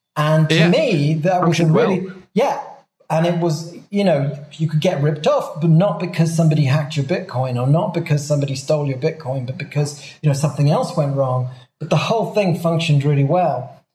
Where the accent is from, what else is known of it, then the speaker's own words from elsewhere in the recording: Swansea, Wales, United Kingdom; now in Mexico; I'm from Wales